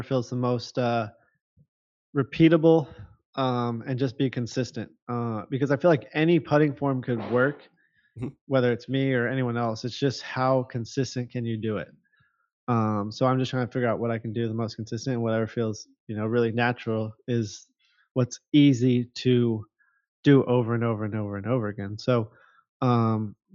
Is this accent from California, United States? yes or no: yes; Huntington Beach, California, United States; moved away as an adult; growing up in Huntington Beach